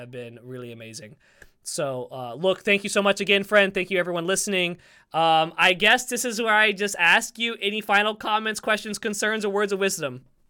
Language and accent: English; the South, United States; I'm from the South